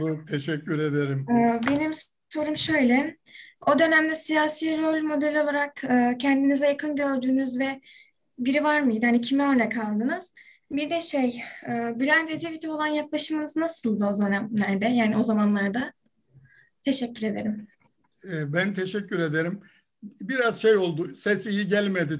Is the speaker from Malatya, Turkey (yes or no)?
no; Ardeşen, Rize Province, Turkey; also born or lived in İzmir; Ben Rize'nin Ardeşen ilçesinde dünyaya geldim. Ailem kalabalık bir aileydi.